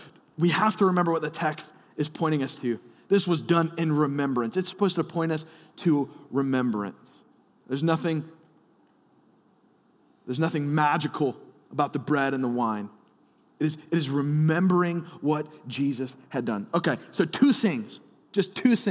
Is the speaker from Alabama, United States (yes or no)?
yes; Alabama, United States; I'm from Alabama